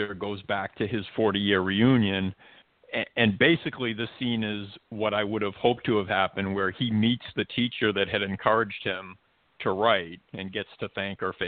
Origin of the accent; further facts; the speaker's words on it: Malden, Massachusetts, United States; my hometown, Malden, Massachusetts